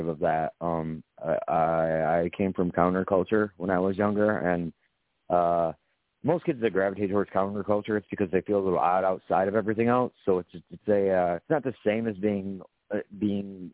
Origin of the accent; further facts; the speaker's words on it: Grand Rapids, Michigan, United States; The Midwest is just, it's where I grew up